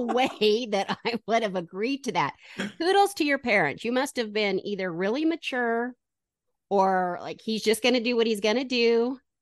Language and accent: English; Draper, Utah, United States; I grew up in Draper.